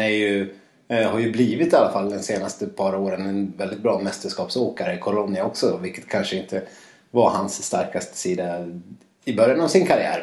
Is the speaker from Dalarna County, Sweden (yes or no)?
yes; Dalarna County, Sweden; moved away; Jag har varit hemma i Dalarna